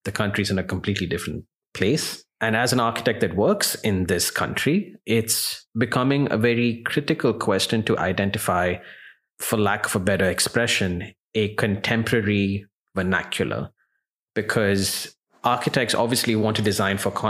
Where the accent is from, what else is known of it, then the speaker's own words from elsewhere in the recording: Sharjah, United Arab Emirates; I remember as a child growing up in Sharjah